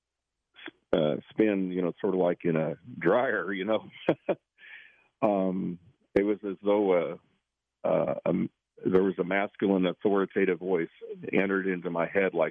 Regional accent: Northwest Kansas, United States; moved away; I grew up in Northwest Kansas

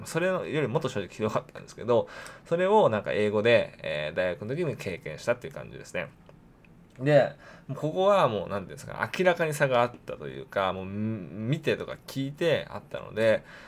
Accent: Japan; 日本でですね、生まれ育った

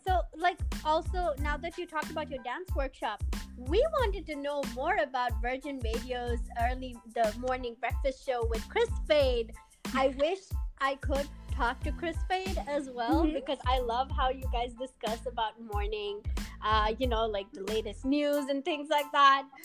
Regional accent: Dubai, United Arab Emirates; moved away; I grew up in Dubai

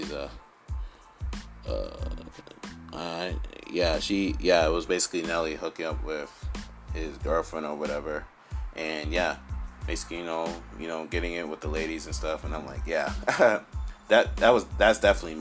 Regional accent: New York City, New York, United States; New York is where I lived and grew up my whole life

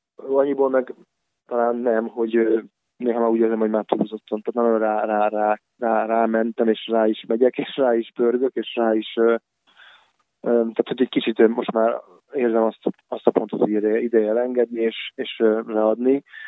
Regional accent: Budapest, Hungary; moved away as an adult; now in Pécs, Hungary; visszamentem Budapestre, mert onnan származom

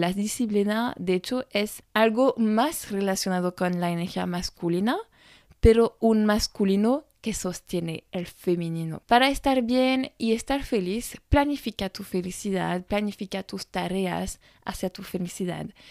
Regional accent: France

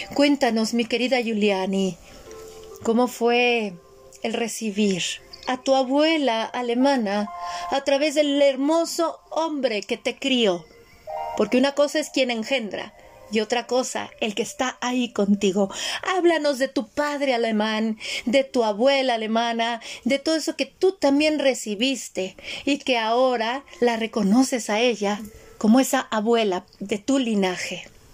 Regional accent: Mexico; en mi casa no había México, era otro país

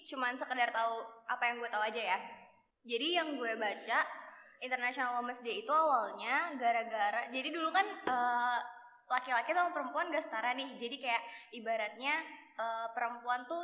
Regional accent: Jakarta, Indonesia; gue dari Jakarta Gue dari Kelapa Gading, tempat paling hits di Jakarta Utara.

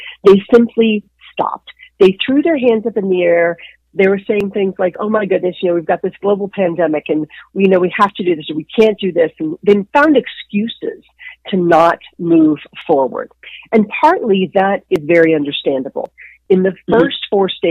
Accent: Dallas, Texas, United States; moved away as an adult; I grew up in Dallas, Texas

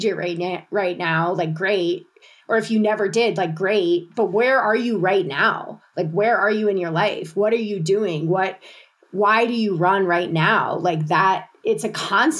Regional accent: Colorado, United States; moved away as an adult; also born or lived in Thailand; I'm from Colorado

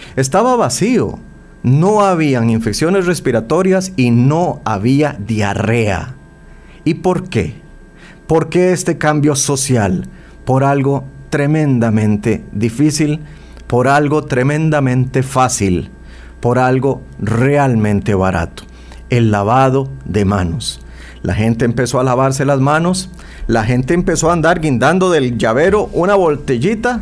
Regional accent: Costa Rica; nosotros los ticos

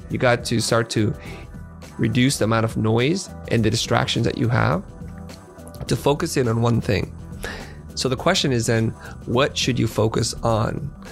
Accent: San Jose, California, United States; also born or lived in Vietnam / Kansas City, Missouri; now in Los Angeles, United States; we moved to San Jose, which is Silicon Valley. And that's where I spent the majority of my childhood

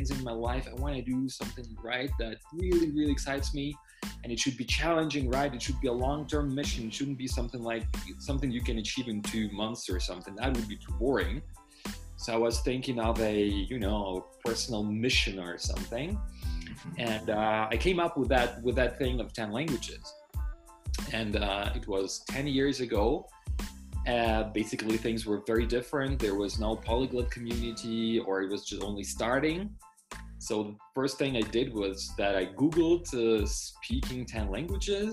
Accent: Ukraine; first language Russian; English is a second language; moved away as an adult; also born or lived in Germany; now in Krakow, Poland; I studied translation interpreting in Ukraine, because this is where I was born. My mother tongue is Russian, and I learned Ukrainian

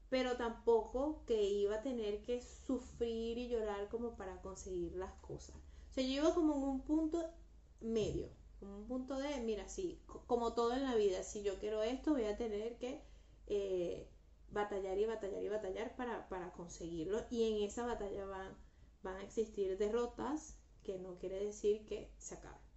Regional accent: Guatemala; moved away; yo me vine de Guatemala a Guatepeor, por favor.

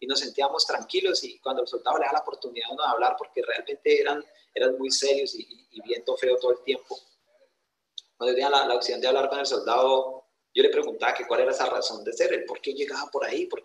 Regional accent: Granada, Meta, Colombia; also born or lived in Antioquia; yo nací en Puerto de Río, Antioquia, pero de muy niño me trajeron a vivir acá, a este hermoso departamento, así que de, tengo descendencia antioqueña, pero crianza llanera. Tengo esas dos, esas dos berraqueras que, que caracterizan a, esos dos departamentos. Yo me crié en el campo, yo soy netamente campesino.

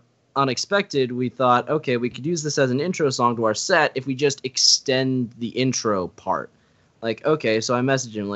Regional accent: Fairfax, Virginia, United States

